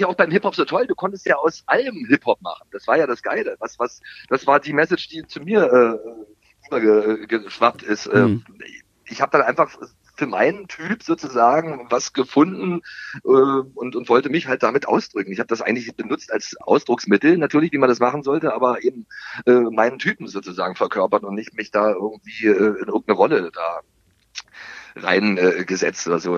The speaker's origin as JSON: {"language": "German", "region": "East Germany", "country": "Germany", "said": "als Ossi"}